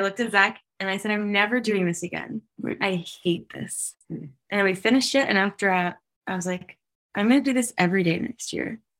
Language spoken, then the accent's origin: English; United States; moved away; I'm from America